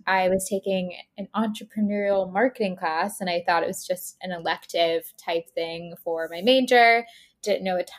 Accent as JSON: {"language": "English", "town": "Tampa", "region": "Florida", "country": "United States", "tie": "born or raised there", "moved": "as an adult", "lives_now": "Boston, United States", "said": "So I grew up in Tampa, Florida, but I went to college in Boston"}